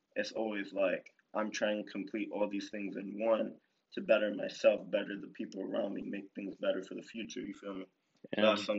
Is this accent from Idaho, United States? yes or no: no; Miami, Florida, United States; Like, I'm from Florida, dog. Like, I'm from Miami, dog.